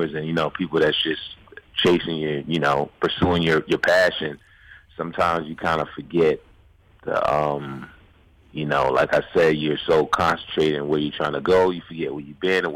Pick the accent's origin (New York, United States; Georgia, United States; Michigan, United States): New York, United States; New York City; growing up in New York, you know what I'm saying, originally from New York.